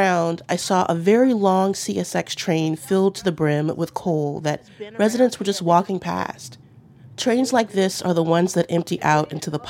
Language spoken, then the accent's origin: English; Baltimore County, Maryland, United States; I grew up in Baltimore County.